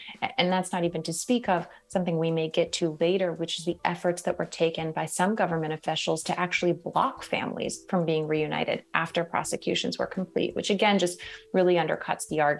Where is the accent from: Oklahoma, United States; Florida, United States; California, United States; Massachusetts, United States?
California, United States; Merced; I know I didn't realize growing up in Merced that, you know, communities across the country weren't as richly diverse and full of immigrants as the one that I grew up in.